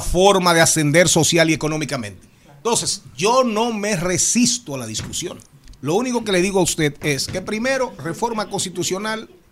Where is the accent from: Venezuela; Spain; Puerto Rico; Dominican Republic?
Dominican Republic